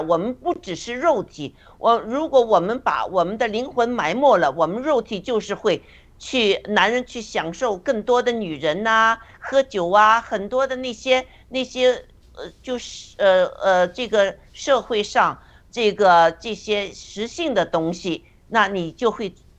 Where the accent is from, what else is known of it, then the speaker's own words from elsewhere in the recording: China; 也能来打破我们中国人的那些呃固有的哲学思想啊，我们的信信仰啊这些。